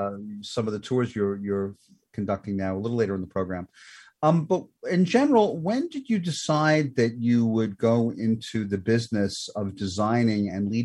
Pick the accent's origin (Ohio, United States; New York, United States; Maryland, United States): New York, United States; New York City; it's not far from where I grew up in the Brooklyn of the borough of my home, which is Brooklyn, and that is Diker Heights.